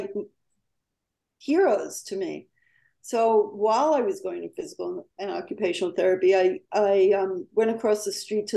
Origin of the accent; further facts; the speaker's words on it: New York, United States; moved away; also born or lived in California; being a New Yorker, I wanted to make it in my hometown, New York